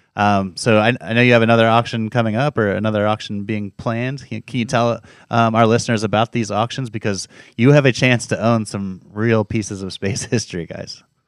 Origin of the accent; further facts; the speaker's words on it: South Florida, United States; I grew up down in South Florida